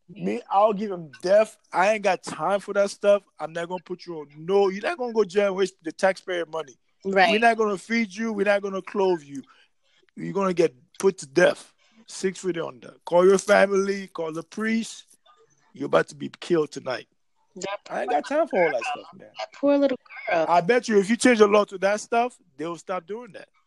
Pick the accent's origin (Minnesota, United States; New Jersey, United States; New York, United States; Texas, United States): New York, United States; New York City; Because you know, hey, I grew up in New York City, man. I know about music very well.